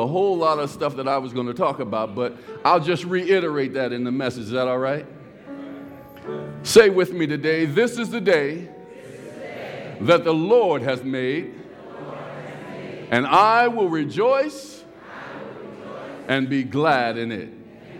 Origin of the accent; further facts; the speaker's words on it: California, United States; And he and I grew up together in California.